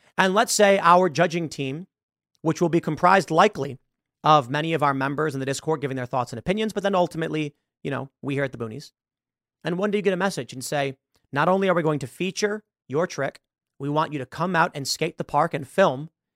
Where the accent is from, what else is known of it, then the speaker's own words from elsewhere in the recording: Chicago, Illinois, United States; moved away; I am from Chicago